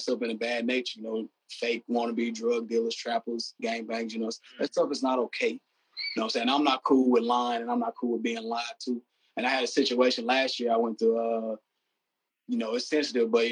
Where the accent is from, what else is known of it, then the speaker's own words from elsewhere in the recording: the South, United States; me being from the South